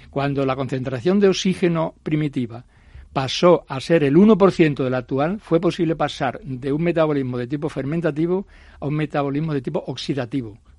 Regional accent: Coria del Río, Andalusia, Spain; yo soy sevillano de nacimiento.

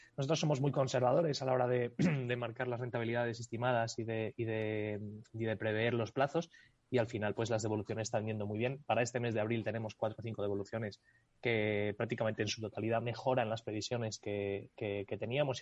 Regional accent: Spain

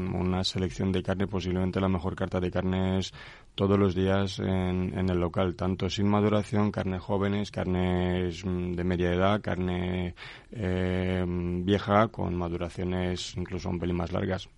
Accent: Craiova, Dolj, Romania; Spanish is a second language; moved away as an adult; also born or lived in Tordesillas, Spain; now in Spain; Yo soy de Rumanía. Soy de una maravillosa ciudad que se llama Craiova. Nací ahí hace 44 años y desde hace 19 años pues eh, vivo aquí en España.

